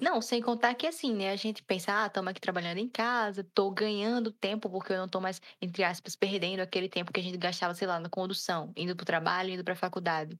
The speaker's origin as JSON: {"language": "Portuguese", "country": "Brazil", "said": "sendo brasileiro"}